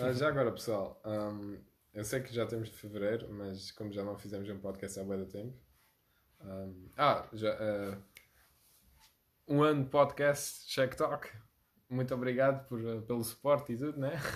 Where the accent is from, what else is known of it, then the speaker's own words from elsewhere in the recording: Algarve, Portugal; eu também sou algarvio